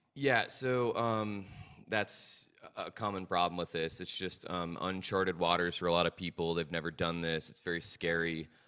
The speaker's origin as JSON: {"language": "English", "town": "Dallas", "region": "Texas", "country": "United States", "said": "I'm from here, Dallas, Texas"}